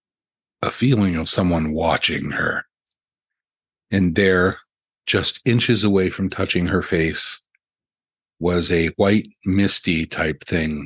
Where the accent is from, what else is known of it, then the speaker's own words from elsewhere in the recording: St. Clairsville, Ohio, United States; I grew up in St. Clairsville, it was still a village